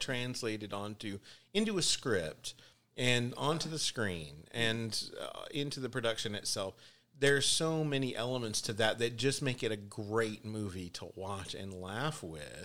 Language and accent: English; Texas, United States; I'm Texan